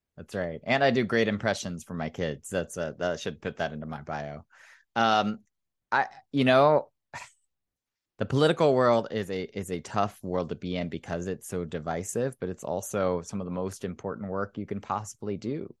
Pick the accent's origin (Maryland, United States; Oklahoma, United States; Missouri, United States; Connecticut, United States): Oklahoma, United States; moved away; I grew up in Oklahoma, which is one of the reddest states in the Union